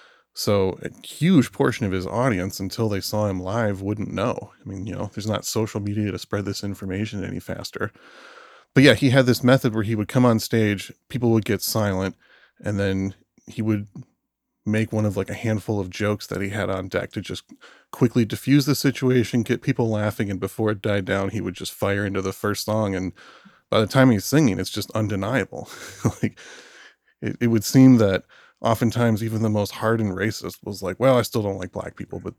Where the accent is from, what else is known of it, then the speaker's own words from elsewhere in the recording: Michigan, United States; moved away; also born or lived in Philadelphia; I was born in Michigan